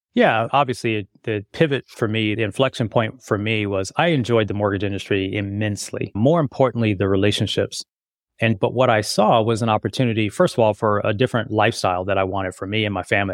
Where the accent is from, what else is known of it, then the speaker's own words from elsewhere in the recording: Las Vegas, Nevada, United States; I grew up in Vegas